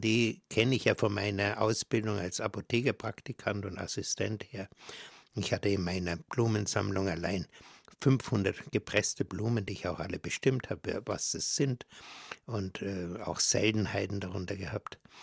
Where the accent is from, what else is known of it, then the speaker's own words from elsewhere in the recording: Bavaria, Germany; bei uns in Bayern